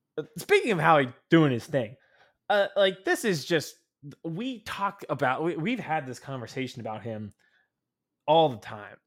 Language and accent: English; Harrisburg, Pennsylvania, United States; also from that hometown